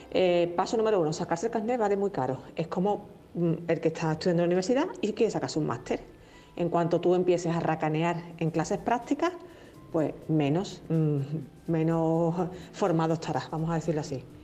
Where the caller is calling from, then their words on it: Seville, Andalusia, Spain; Buenos días, soy compañera, … de Sevilla.